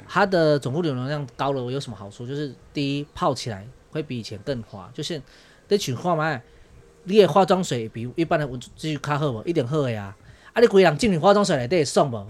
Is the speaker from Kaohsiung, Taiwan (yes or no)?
yes; Liugui, Kaohsiung, Taiwan; 我是土生土长在这边的六龟小孩